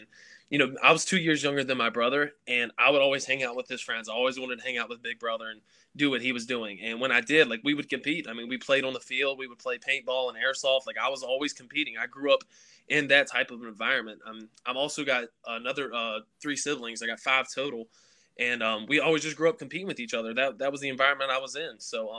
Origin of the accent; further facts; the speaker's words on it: Covington, Virginia, United States; Yeah, Covington is a real small town. It's located in the southwestern part of Virginia. I went to a school. It was a public school, and we only had 250 kids.